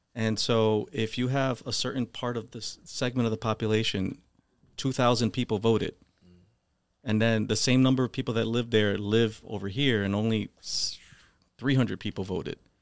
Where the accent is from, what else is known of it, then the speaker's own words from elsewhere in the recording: Holyoke, Massachusetts, United States; I grew up in Holyoke, went to the Holyoke Public Schools. I grew up in South Holyoke, actually, um, right on South Summer Street